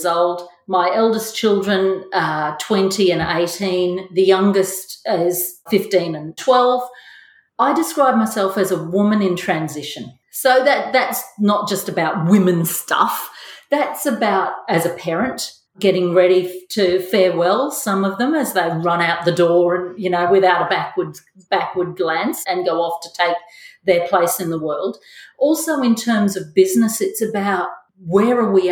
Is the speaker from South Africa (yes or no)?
no; Mackay, Queensland, Australia; I was born in Mackay. I'm the first of five children. Yeah, from a family that's lived in Mackay